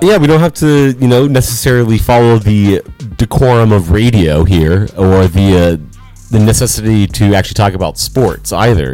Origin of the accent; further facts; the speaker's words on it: Los Angeles, California, United States; moved away; my hometown